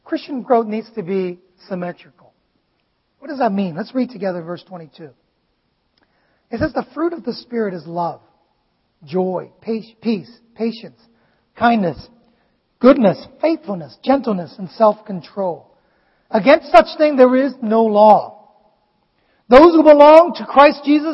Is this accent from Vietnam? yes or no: yes; Vietnam; English is a second language; moved away; I grew up in Vietnam and, you know, it is literally my 4th language.